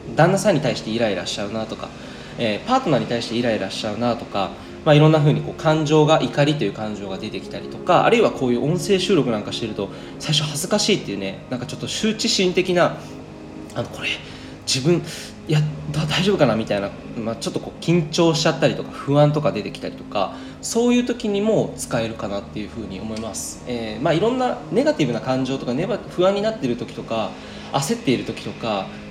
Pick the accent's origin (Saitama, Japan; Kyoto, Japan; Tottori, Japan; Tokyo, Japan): Saitama, Japan; moved away; 今日はですねあの地元埼玉にいるんですけど